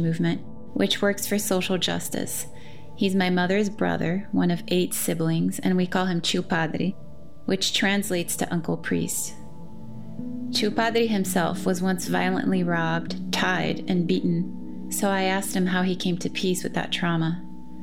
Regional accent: Brazil; now in United States; after witnessing such abject poverty as one does growing up in Brazil

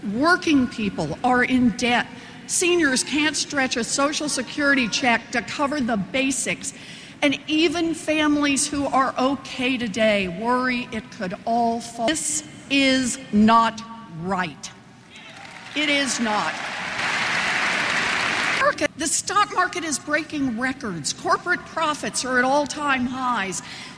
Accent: Oklahoma, United States; I grew up in Oklahoma. My daddy ended up as a maintenance man. And my mom worked a minimum wage job at Sears.

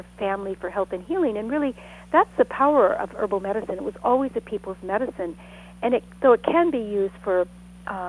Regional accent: Sonoma County, Northern California, United States; I grew up in Northern California

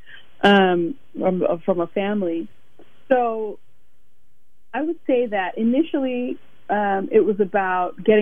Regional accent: Illinois, United States; also born or lived in Zambia / Harlem, New York City; now in New York City, United States; I'm half Ugandan and half Rwandan, so from East Africa. But I grew up mostly in Illinois, but a few years in Zambia as well. And I currently live in Harlem, New York City

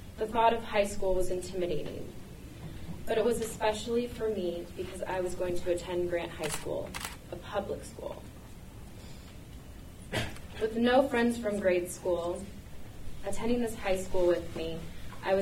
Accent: Portland, Oregon, United States; my childhood growing up in Portland

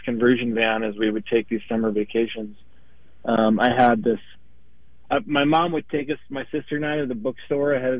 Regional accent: United States; now in Minneapolis, United States; I'm from Wisconsin, Minnesota. I currently live in Minneapolis, Minnesota

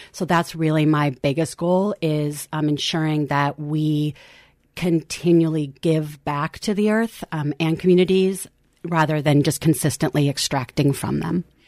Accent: Lincoln, Nebraska, United States; also born or lived in Eugene, Oregon; now in Portland, United States; I grew up and spent a lot of my youth in Lincoln, Nebraska, and then came back here

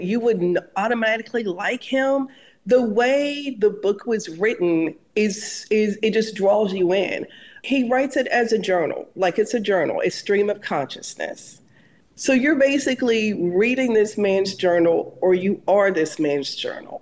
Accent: the South, United States; maybe I'm a Southerner, my great grandfather was a slave

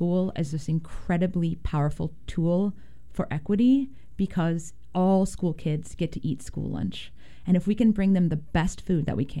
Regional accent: Portland, Oregon, United States; also born or lived in Japan; I grew up here in Portland, and I attended the Japanese immersion program since I was five.

